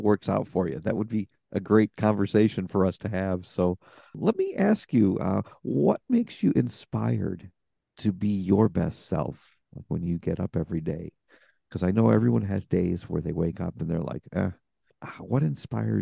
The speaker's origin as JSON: {"language": "English", "country": "United States", "said": "as an American."}